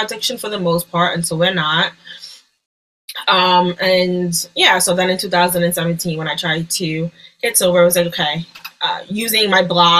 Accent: New York, United States; I'm from New York. I'm a New Yorker

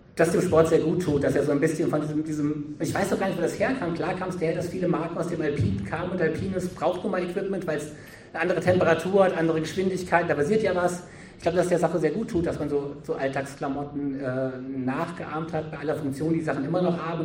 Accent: Berlin, Germany; bin jetzt kein alpiner Mensch, ich komme aus Berlin

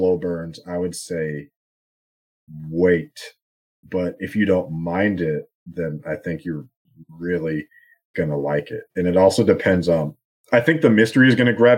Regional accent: United States; being American

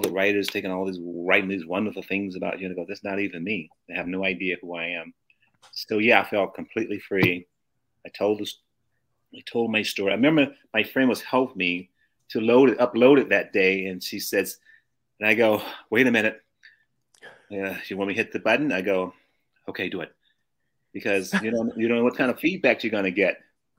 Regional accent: the South, United States; The book is about me growing up in the South and what I went through.

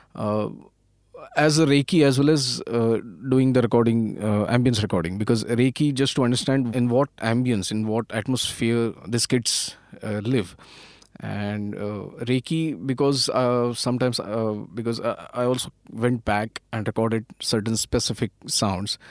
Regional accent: Pune, Maharashtra, India; I'm basically from Pune, and, uh, almost all of my education, uh, happened in Pune

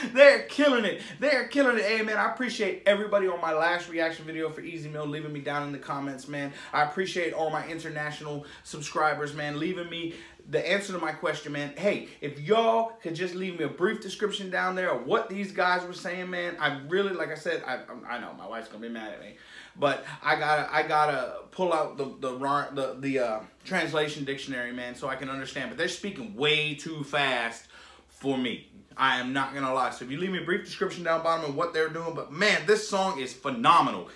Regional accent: United States; I'm American

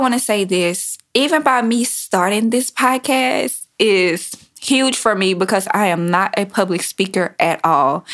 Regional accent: Baton Rouge, Louisiana, United States; now in Houston, United States; I'm from Baton Rouge, Louisiana. I currently reside in Houston, Texas

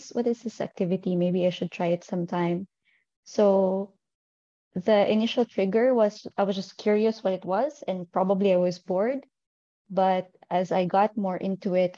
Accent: northern Philippines, Philippines; moved away as an adult; also born or lived in Manila; now in Dubai, United Arab Emirates; I'm originally from the Philippines, and I started climbing there, but I'm currently based in Dubai. I moved here in 2018.

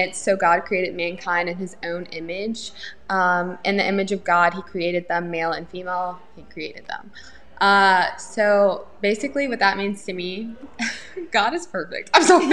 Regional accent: Louisiana, United States; Born and raised in Louisiana.

